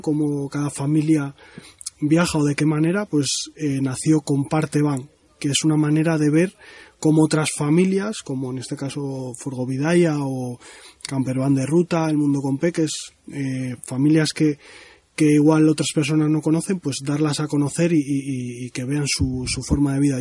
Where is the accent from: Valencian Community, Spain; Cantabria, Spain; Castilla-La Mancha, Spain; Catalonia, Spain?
Cantabria, Spain; la zona por donde más me muevo es, mi tierra, que es Cantabria.